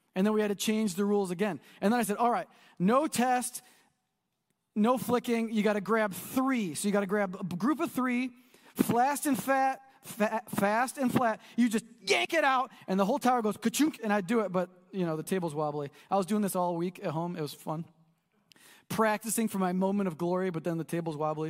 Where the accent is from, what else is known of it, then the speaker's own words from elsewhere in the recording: United States; we're American